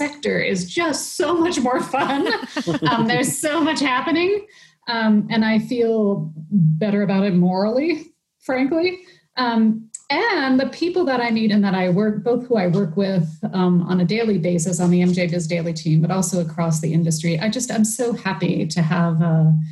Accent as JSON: {"language": "English", "town": "Philadelphia", "region": "Pennsylvania", "country": "United States", "tie": "born or raised there", "moved": "yes", "said": "Pennsylvania, and I'm from Philly"}